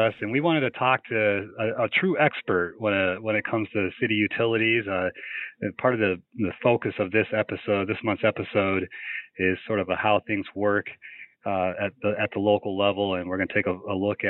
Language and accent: English; Iowa City, Iowa, United States; I grew up in Iowa City, so a little bit of a larger town